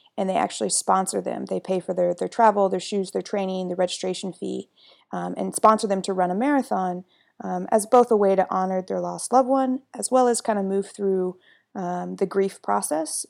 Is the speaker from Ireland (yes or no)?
no; Midwest, United States; I'm from the Midwest